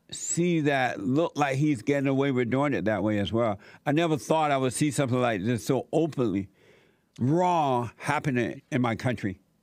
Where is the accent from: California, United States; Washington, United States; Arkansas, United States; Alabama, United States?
Alabama, United States; was growing up in Alabama